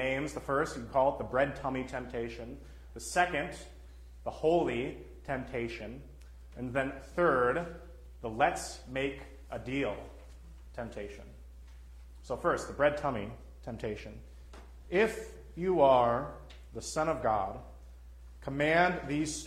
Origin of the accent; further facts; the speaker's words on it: Texas, United States; now in Minnesota, United States; I'm from Texas